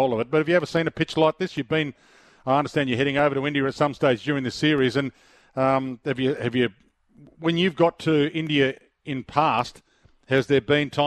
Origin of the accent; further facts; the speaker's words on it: Australia; I'm Australian